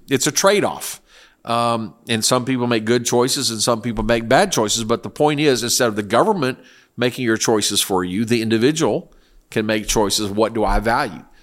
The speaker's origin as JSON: {"language": "English", "country": "South Korea", "tie": "born or raised there", "moved": "yes", "said": "I lived in, I grew up in Korea."}